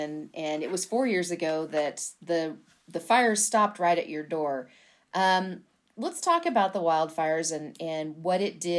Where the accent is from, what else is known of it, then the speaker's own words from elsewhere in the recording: Flint Hills, Kansas, United States; I grew up in the Flint Hills burning pasture every year.